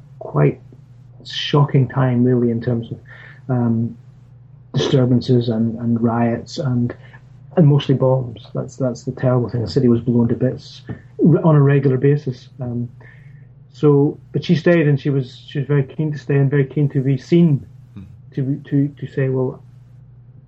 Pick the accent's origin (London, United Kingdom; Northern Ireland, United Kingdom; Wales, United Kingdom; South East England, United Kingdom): Northern Ireland, United Kingdom; moved away as an adult; now in Scotland; I am Northern Irish